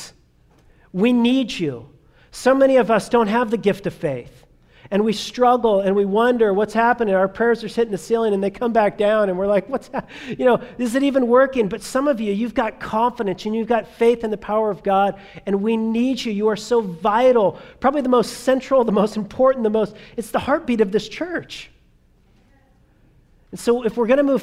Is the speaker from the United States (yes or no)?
yes; Southern California, United States; I grew up in Southern California, and so therefore I grew up as a child of the 80s